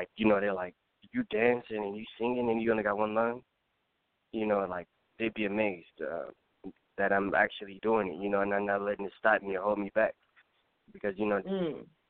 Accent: Bay Area, California, United States; I'm from California, from the Bay Area.

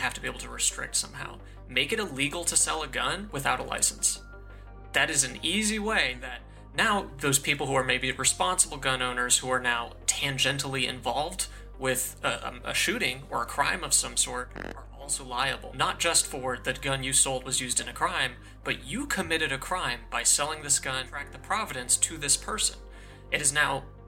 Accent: Colorado, United States; I'm from Colorado. School shootings are a really big deal there because of Columbine. You know, ever since I was very young, we had to do active shooter drills

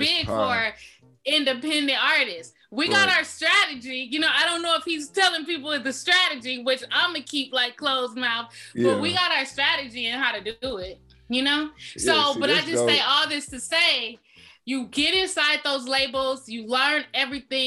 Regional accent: Inglewood, California, United States; I'm from the West Coast. I'm from California.

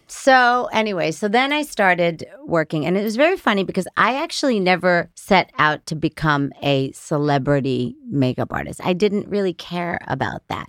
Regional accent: Middletown, New York, United States; I was born in Middletown, New York

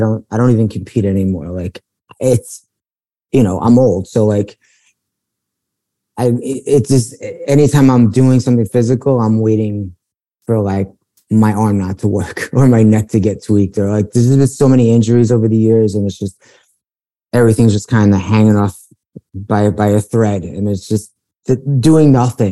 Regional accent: New York City, New York, United States; now in Los Angeles, United States; I grew up in Bayside, Queens

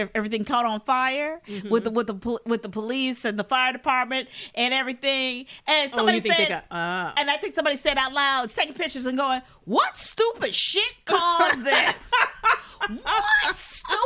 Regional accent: Chicago, Illinois, United States; I'm from Chicago

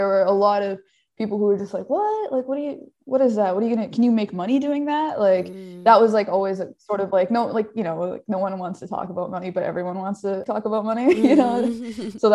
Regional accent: Edmonton, Alberta, Canada; growing up in Edmonton

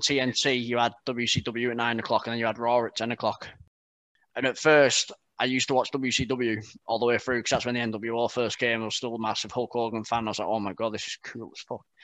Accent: Barrow-in-Furness, North West England, United Kingdom; moved away as an adult; now in Burton upon Trent, United Kingdom; I'm from Barrow in Furness

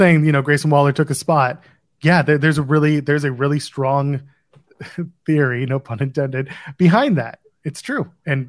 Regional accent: Ottawa, Ontario, Canada; my hometown of Ottawa

